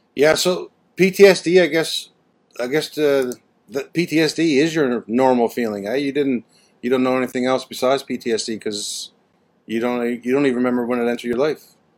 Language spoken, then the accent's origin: English; Canada; being Canadian